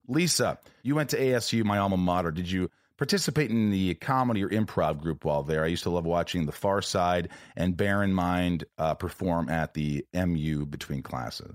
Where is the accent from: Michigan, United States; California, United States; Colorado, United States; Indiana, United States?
Indiana, United States; also born or lived in New York; I was born in New York, but I grew up in Indiana